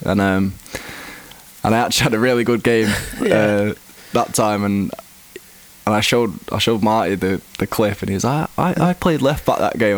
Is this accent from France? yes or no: no; Greater Manchester, North West England, United Kingdom; I grew up in England. I've always been in England